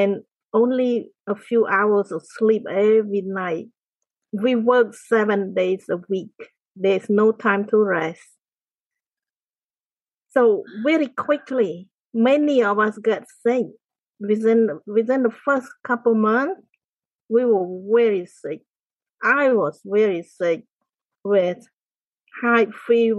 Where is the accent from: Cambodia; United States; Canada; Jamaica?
Cambodia; moved away as an adult; I grew up in the countryside of Cambodia. It's a small village.